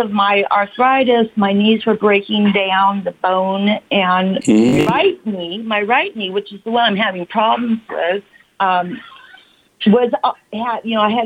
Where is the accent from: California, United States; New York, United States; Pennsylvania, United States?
California, United States; also born or lived in Washington State / Chula Vista / Santa Monica / Redlands, California; I was born up in Washington State, and then I moved to California when I was about 7, and I've been in Chula Vista, Santa Monica, and now the Redlands is in the Inland Empire